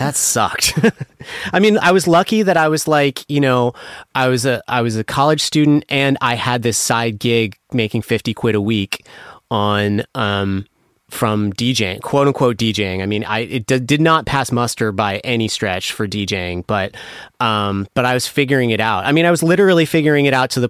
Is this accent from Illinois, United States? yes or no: no; Washington, District of Columbia, United States; moved away; also born or lived in London / New York; I grew up in Washington, D.C.